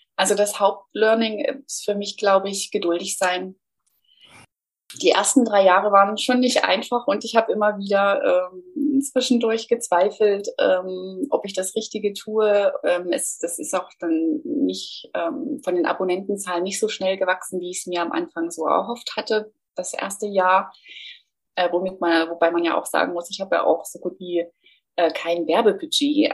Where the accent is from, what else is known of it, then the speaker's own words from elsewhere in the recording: Thuringia, Germany; moved away as an adult; also born or lived in Nuremberg; Also habe meine Heimat Thüringen verlassen